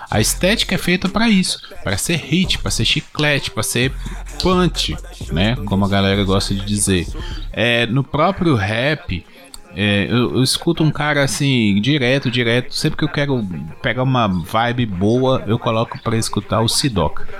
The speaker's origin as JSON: {"language": "Portuguese", "region": "Minas Gerais", "country": "Brazil", "said": "que eu ainda sou é, leste de Minas aqui, tô quase no Espírito Santo."}